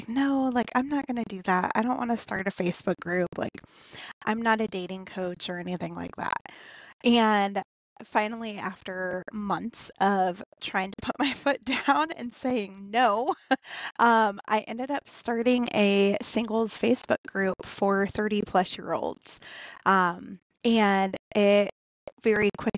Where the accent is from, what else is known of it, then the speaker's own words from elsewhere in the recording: Northern Indiana, United States; I was born and raised in Northern Indiana